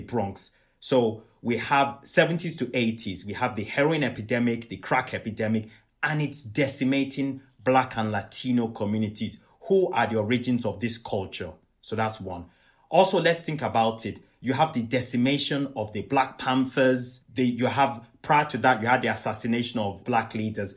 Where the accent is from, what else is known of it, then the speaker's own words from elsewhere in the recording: Nigeria; Where I come from, I'm Nigerian, I'm Yoruba